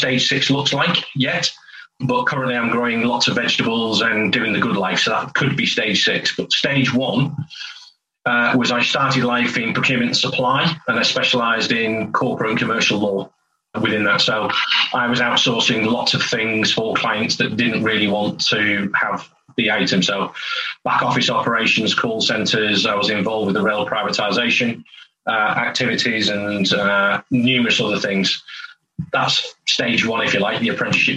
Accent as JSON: {"language": "English", "town": "St Helens", "region": "North West England", "country": "United Kingdom", "tie": "born or raised there", "moved": "as an adult", "lives_now": "North East England, United Kingdom", "said": "I'm from St Helens originally, so I'm a Lancashire lad. When I was born, it was Lancashire."}